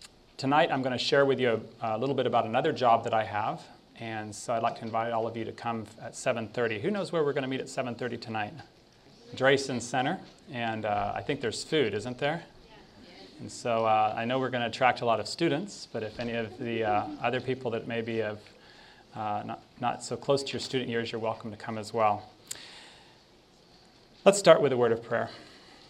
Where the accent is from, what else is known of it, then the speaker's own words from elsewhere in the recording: Tennessee, United States; moved away; my Advent home where I grew up in Tennessee, I was homeschooled there in Tennessee